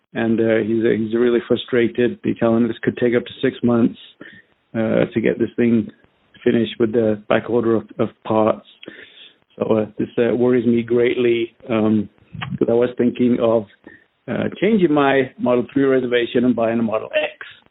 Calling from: Southern California, United States; I'm calling from Southern California.

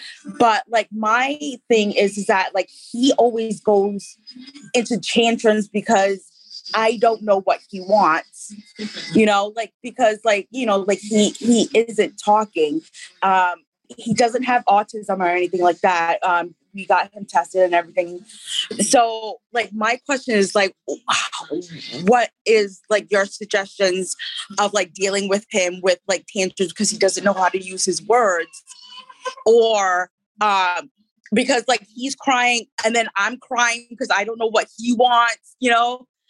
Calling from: Providence, Rhode Island, United States; Providence, Wesley, Rhode Island.

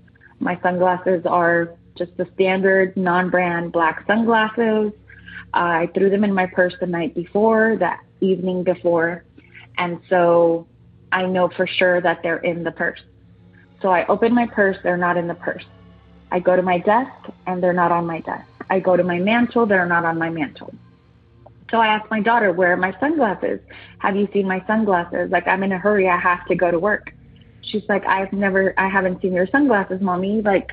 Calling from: San Diego, California, United States; I'm calling back from San Diego, California.

